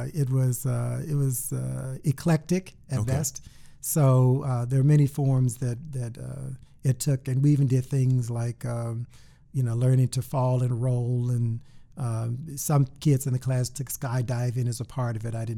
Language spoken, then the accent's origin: English; Houston, Texas, United States; moved away as an adult; also born or lived in Massachusetts / New York City; I'm originally from Houston, Texas, mm-hmm. grew up there all my life